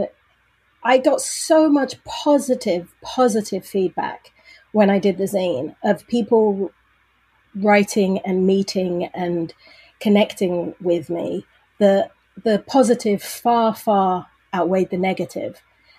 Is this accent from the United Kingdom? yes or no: yes; Brighton, South East England, United Kingdom; also born or lived in London / Manchester; now in Leeds, United Kingdom; I grew up in Brighton, a town on the south coast, 52 miles from London. Then I went to college in London. Then I moved home to Brighton, and then I lived in Manchester for a year and Leeds for 2 years.